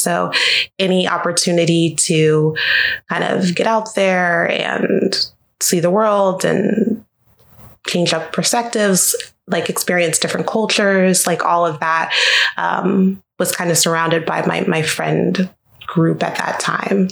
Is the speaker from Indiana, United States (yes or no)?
no; Jacksonville, Florida, United States; now in Orlando, United States; I'm from Jacksonville, Florida originally, so not too far from Orlando, about two hours north of here.